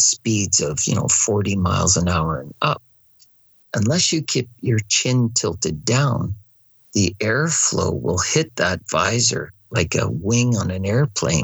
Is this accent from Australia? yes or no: no; Canada; I'm your marshal from Canada